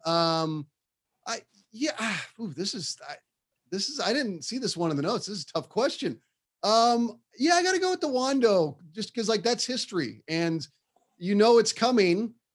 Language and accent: English; Bay Area, California, United States; I grew up in the Bay Area. It's, you know, there's a huge Mexican community here